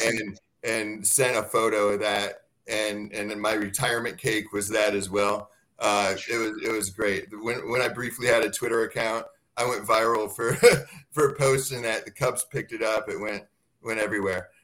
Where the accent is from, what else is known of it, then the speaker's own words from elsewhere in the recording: Dixon, Illinois, United States; moved away; I grew up in Illinois. I'm from Dixon, Illinois, about 100 miles west of Chicago